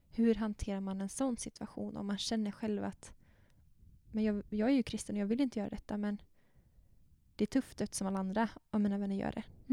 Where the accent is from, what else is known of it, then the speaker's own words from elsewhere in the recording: Bankeryd, Jönköping County, Sweden; jag är ju uppvuxen i Bankeryd, gick på Attarpsskolan och sen så Per Bra gymnasiet i Jönköping